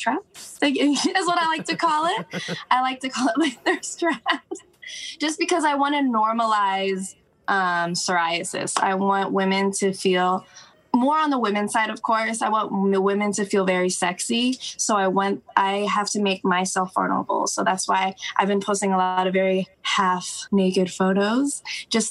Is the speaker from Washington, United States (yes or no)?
yes; Seattle area, Washington, United States; also born or lived in Tacoma; now in Seattle, United States; I'm born and raised in Seattle